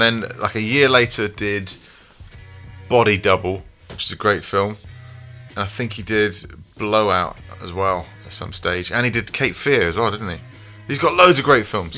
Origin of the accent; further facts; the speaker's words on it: England, United Kingdom; as British men and as, as particularly Englishmen, like especially growing up in the in the nineties